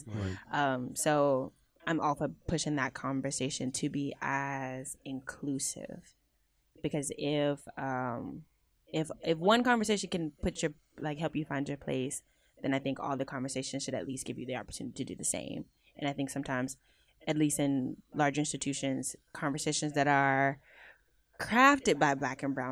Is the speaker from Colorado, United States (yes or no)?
no; Houston, Texas, United States; Houston, my hometown.